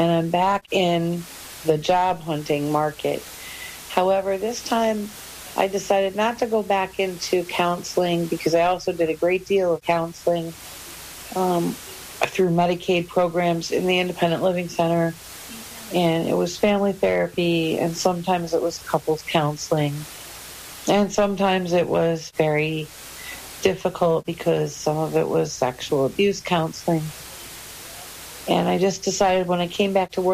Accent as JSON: {"language": "English", "town": "Tonawanda", "region": "New York", "country": "United States", "tie": "born or raised there", "said": "I was born and raised outside of Buffalo in a city called Tonawanda of about 19,000 people"}